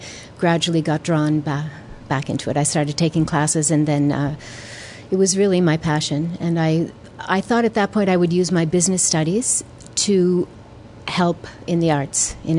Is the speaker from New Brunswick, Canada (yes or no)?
yes; Saint John, New Brunswick, Canada; moved away as an adult; now in Montreal, Canada; I come from St. John, New Brunswick, so there weren't many opportunities there.